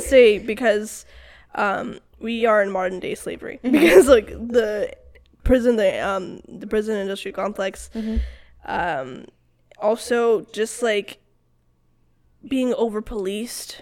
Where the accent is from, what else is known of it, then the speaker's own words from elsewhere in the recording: South Carolina, United States; I'm from South Carolina, like my family's from South Carolina